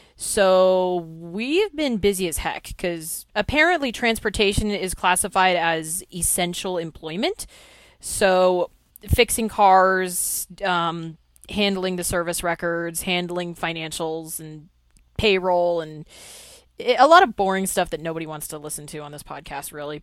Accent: California, United States; I am from California

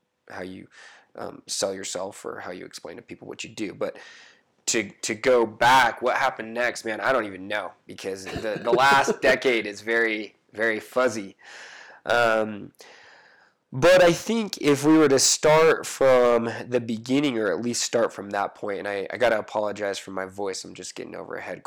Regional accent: Utah, United States; growing up in Utah, you can be said to have lived in a bubble

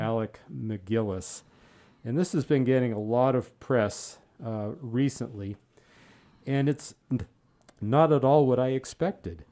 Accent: outside of Pasadena, California, United States; I grew up outside of Pasadena

